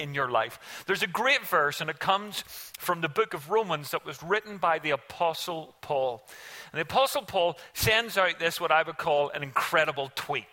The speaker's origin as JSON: {"language": "English", "country": "Ireland", "said": "we as an Irish family made a silly mistake"}